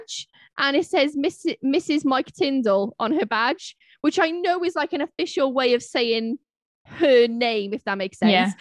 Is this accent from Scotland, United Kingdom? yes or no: no; Wales, United Kingdom; obviously I'm not English, I'm Welsh, but I'm still British